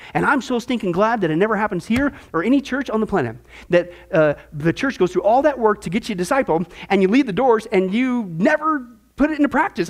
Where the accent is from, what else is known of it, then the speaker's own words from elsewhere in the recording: Midwest, United States; moved away; I grew up in the Midwest, there's all kinds of fishing ponds back there